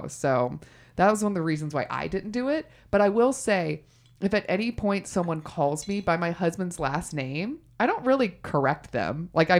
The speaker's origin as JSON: {"language": "English", "region": "Texas", "country": "United States", "tie": "born or raised there", "said": "I'm from Texas. Never my family's from Texas"}